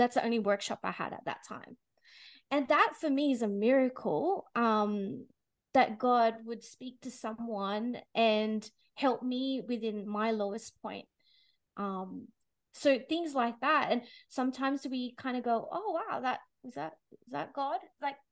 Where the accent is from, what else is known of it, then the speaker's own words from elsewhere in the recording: Philippines; now in Australia; I was born in the Philippines